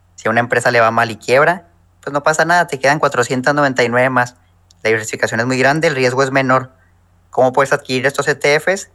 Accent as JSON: {"language": "Spanish", "region": "Chihuahua", "country": "Mexico", "also_born_or_lived": "Acuña, Coahuila", "moved": "as an adult", "said": "yo soy mexicano, soy de Chihuahua"}